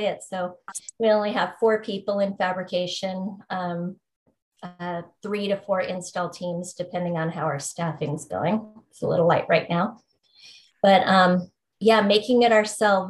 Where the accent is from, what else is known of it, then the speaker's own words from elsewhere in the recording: Bay Area, California, United States; now in Oregon City, United States; I grew up in the Bay Area